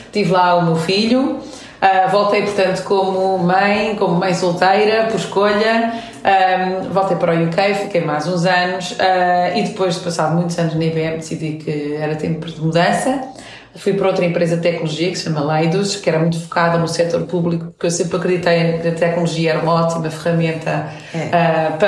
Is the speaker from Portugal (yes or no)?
no; France; born there; tenho uma mãe portuguesa, um pai iraniano, nasci em França. Portanto, sou multicultural, vivi em sete países, em três continentes diferentes.